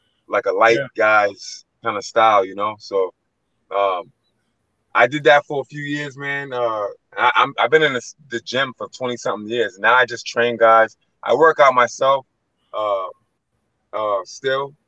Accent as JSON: {"language": "English", "town": "Boston", "region": "Massachusetts", "country": "United States", "lives_now": "Brockton, United States", "said": "Originally from Boston, but I moved out here and finished my last 2 years of high school"}